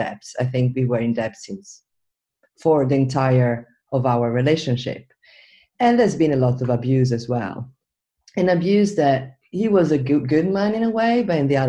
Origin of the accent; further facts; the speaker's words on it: Venice, Veneto, Italy; I was born and raised in Venice